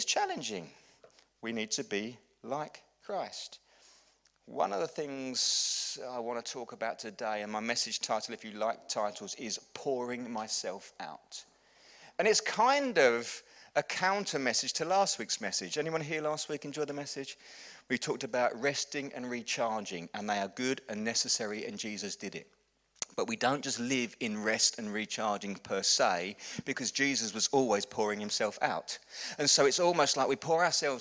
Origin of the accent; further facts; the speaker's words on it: England, United Kingdom; We're English